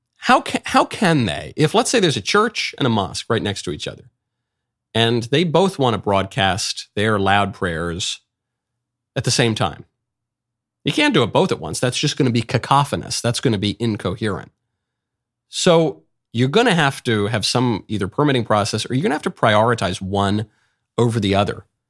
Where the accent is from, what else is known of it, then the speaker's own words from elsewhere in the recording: New York City, New York, United States; I'm a New Yorker. I was raised in New York, born in New York